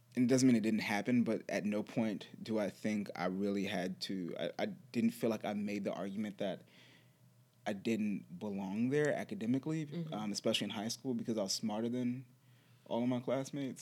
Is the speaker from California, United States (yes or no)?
no; Charlottesville, Virginia, United States; I grew up in Charlottesville, Virginia